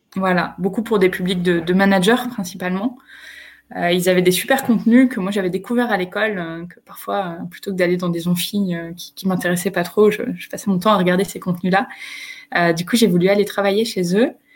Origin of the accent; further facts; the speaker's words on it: Picardy, Hauts-de-France, France; moved away as an adult; also born or lived in Lille; now in Chile; j'ai grandi euh, en, Picardie